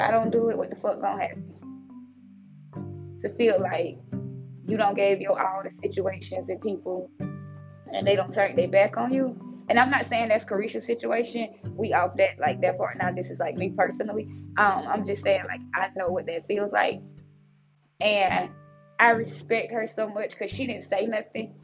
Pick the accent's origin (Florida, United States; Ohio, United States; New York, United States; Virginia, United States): Florida, United States; Miami; moved away; also born or lived in Tampa Bay, Florida; I grew up in Miami and Tampa Bay for a short period of my time, for a short period of my life